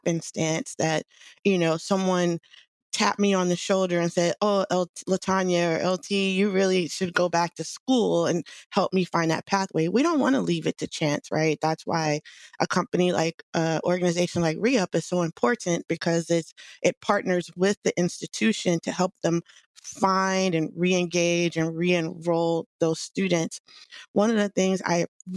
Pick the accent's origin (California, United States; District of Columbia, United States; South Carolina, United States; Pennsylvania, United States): District of Columbia, United States; Washington; now in Bay Area, United States; I'm originally from the Washington, D.C. area.